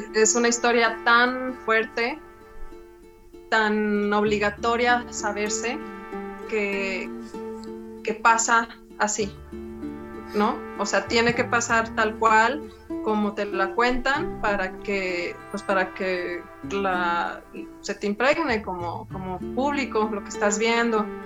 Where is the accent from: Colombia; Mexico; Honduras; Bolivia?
Mexico; Durango; moved away as an adult; now in Mexico City, Mexico; yo soy de Durango